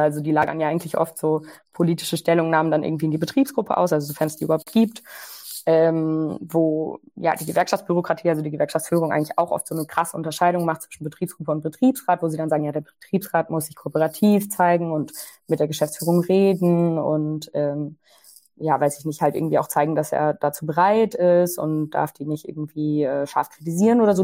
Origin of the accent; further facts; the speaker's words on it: Ruhr area, North Rhine-Westphalia, Germany; ich komme aus dem Ruhrgebiet